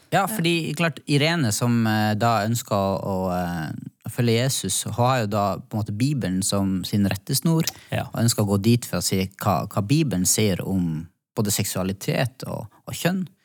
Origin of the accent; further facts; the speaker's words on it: Northern Norway, Norway; now in Oslo, Norway; Det er godt å bo i Oslo, kjenner jeg. Ja. Jeg som har eh, kommet fra Nord-Norge.